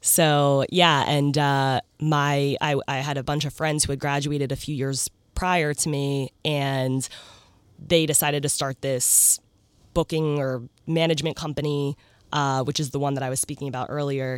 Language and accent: English; New Jersey, United States; moved away as an adult; now in New York, United States; I grew up in South Jersey